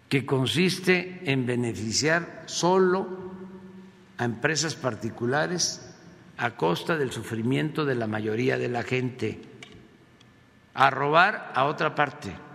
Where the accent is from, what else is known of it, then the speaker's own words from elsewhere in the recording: Mexico; a nosotros, a los mexicanos